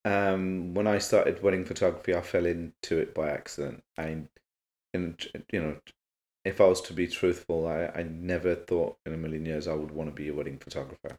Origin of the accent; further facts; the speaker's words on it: Birmingham, West Midlands, United Kingdom; Born and bred in Birmingham